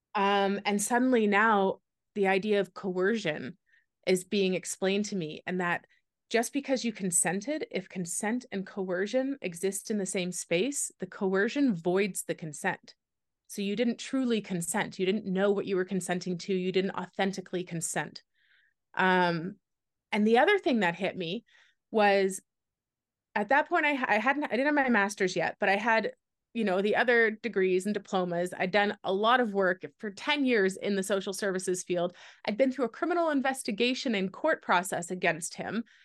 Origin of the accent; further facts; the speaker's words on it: Canada; moved away as an adult; also born or lived in Wyoming; I'm Canadian